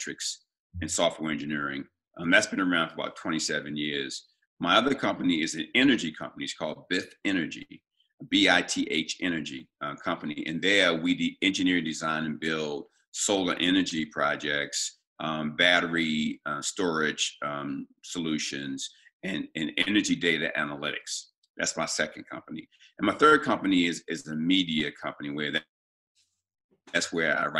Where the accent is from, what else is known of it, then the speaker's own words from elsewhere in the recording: Baltimore, Maryland, United States; also born or lived in New England; I was born and raised in Baltimore